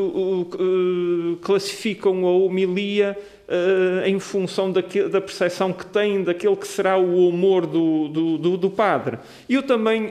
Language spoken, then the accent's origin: Portuguese; Portugal; nós somos portugueses, partilhamos a mesma língua